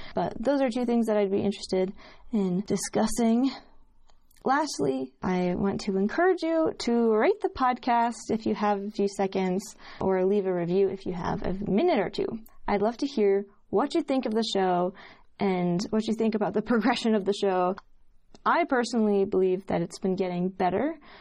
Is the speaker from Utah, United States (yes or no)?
yes; Utah, United States; growing up in Utah around a bunch of Mormons